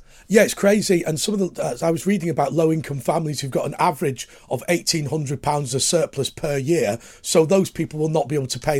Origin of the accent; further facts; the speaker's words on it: Lancashire coalfield, North West England, United Kingdom; I grew up on the Lancashire coalfield